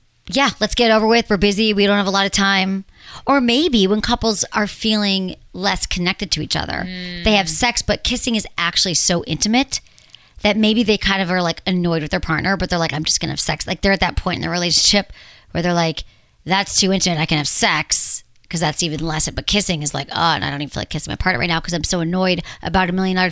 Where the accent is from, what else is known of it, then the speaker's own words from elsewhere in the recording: Michigan, United States; In my home state.